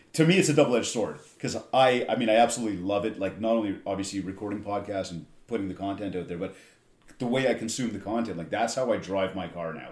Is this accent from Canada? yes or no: yes; Canada; I'm from Canada